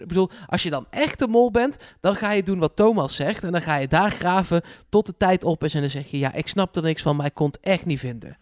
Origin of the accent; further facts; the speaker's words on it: Netherlands; ik ben een Hollander